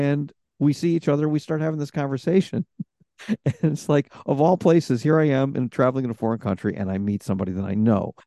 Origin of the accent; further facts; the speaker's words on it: Rochester, New York, United States; I'm from Rochester, New York, which isn't too far from Toronto